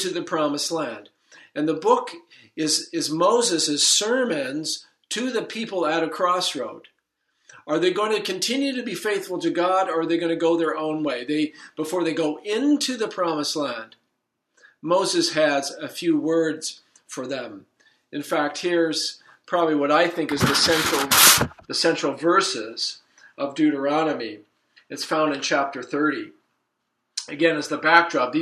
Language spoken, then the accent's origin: English; Surrey, British Columbia, Canada; moved away as an adult; also born or lived in Saskatoon / Strathmore, Alberta; now in Grand Rapids, United States; I'm a Canadian. I grew up on the West Coast in Surrey